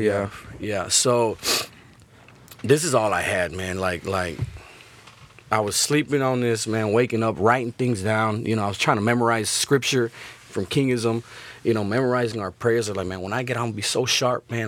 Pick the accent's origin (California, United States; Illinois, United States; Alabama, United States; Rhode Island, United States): Illinois, United States; Chicago; now in Laredo, United States; I'm from Chicago